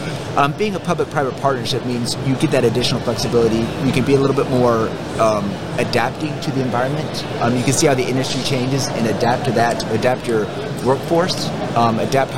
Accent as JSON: {"language": "English", "region": "North Carolina", "country": "United States", "tie": "born or raised there", "said": "I was born and raised in North Carolina"}